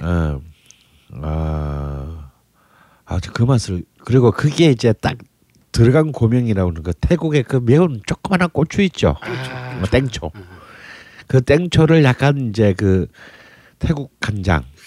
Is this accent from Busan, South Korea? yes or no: yes; Busan, South Korea; 저는 부산인데도